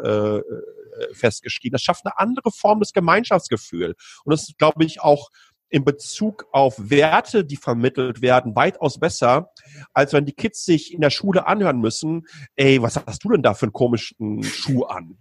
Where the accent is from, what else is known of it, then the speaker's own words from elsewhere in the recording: Ruhr area, North Rhine-Westphalia, Germany; now in Taiwan; ich komme aus dem Ruhrgebiet